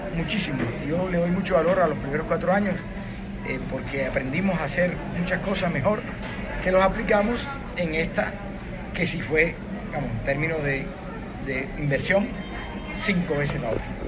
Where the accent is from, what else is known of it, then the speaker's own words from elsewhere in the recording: Barranquilla, Atlántico, Colombia; aquí en el patio donde yo nací, yo me siento muy cómodo en este patio, en esta casa, es de todos, donde nacieron mis hijos, donde nací yo